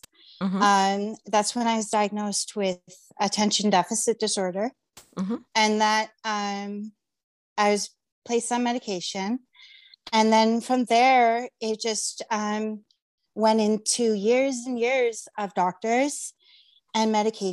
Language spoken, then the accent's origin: English; Mississauga, Ontario, Canada; from Mississauga and I'm a writer.